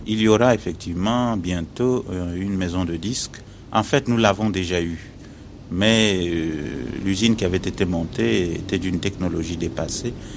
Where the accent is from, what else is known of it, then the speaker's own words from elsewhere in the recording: Pointe-Noire, Republic of the Congo; moved away as an adult; also born or lived in Brazzaville; Je suis congolais et je suis né euh, à Pointe-Noire, c'est sur la côte. Et j'ai grandi, euh, euh, disons, au bord de la mer